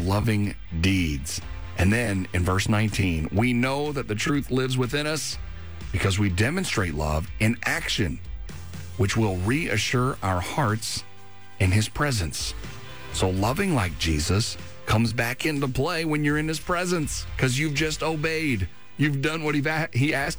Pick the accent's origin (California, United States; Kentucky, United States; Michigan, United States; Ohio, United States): Kentucky, United States; moved away; my home state. Montgomery County, Kentucky